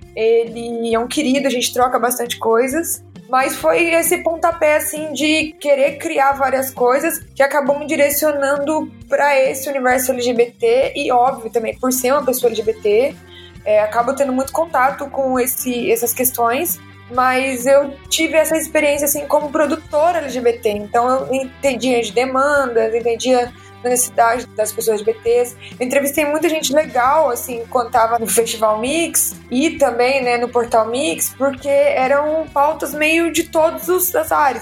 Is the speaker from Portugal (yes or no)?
no; interior of Minas Gerais, Brazil; moved away as an adult; now in São Paulo, Brazil; Eu sou de Minas, do interior de Minas, e eu vim para São Paulo